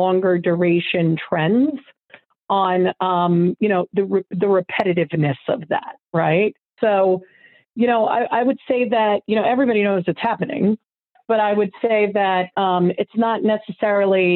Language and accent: English; New York, United States; I grew up in New York